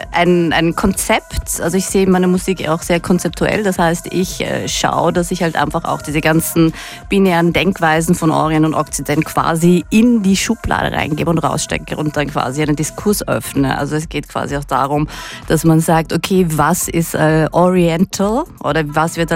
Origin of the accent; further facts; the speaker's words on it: Austria; Es ist quasi Identity Searching als äh, Österreicherin der zweiten Generation mit äh, kurdischen Wurzeln mit Migrationsvordergrund, sage ich ja immer ganz gerne, statt Hintergrund.